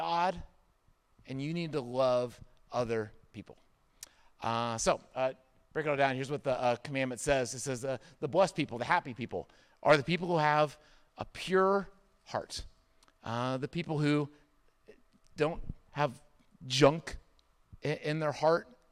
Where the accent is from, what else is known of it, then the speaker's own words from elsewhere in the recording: Indiana, United States; moved away; I grew up in Indiana for a good part of my childhood.